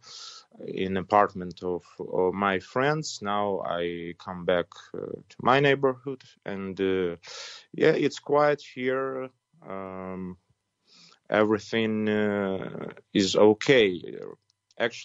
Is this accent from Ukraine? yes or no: yes; Putyvl, Sumy Oblast, Ukraine; English is a second language; now in Kyiv, Ukraine; my hometown. It's called Putivl.